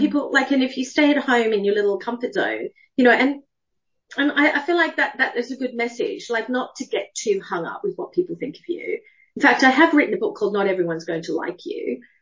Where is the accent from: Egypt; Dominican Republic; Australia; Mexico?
Australia; moved away as an adult; also born or lived in United Kingdom; I'm Australian. I left when I was 18.